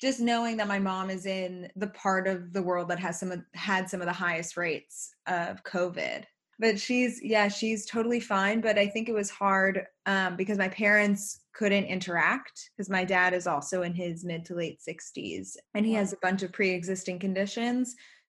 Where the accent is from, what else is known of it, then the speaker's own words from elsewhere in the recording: New York City, New York, United States; moved away as an adult; I grew up in New York City and have spent pretty much my entire life there up until grad school.